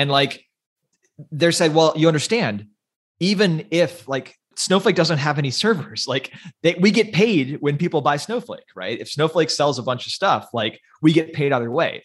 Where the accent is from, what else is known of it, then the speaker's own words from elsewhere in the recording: United States; I'm an American